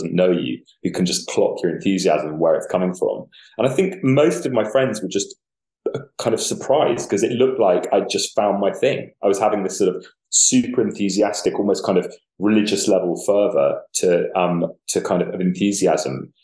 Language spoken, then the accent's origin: English; London, United Kingdom; I grew up in Camden Market, it's around that area